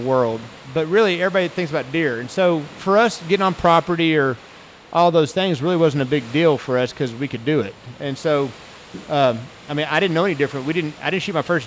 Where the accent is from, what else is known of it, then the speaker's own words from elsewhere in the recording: Amarillo, Texas, United States; I grew up in Amarillo, Texas, born and raised